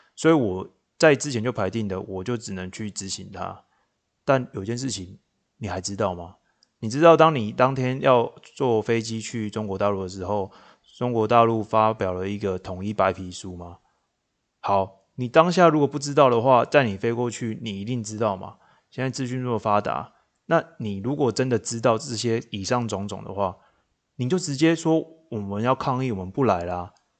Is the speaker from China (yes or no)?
no; Changhua County, Taiwan; now in Tainan, Taiwan; 那我老家是在彰化，我现在住在台南